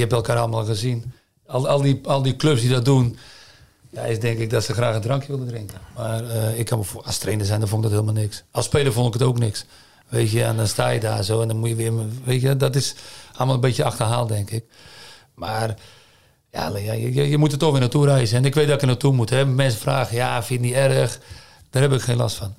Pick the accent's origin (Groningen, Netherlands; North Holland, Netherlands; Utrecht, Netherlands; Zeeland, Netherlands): Zeeland, Netherlands; moved away as an adult; now in China; ik blijf een Zeeuw, ik ben een Zeeuw